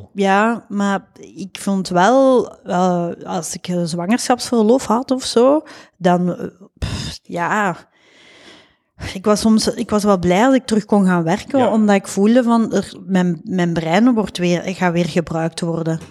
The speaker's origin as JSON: {"language": "Dutch", "region": "Flanders", "country": "Belgium", "also_born_or_lived": "Leiden, Netherlands", "moved": "as an adult", "said": "ik ben een Belg."}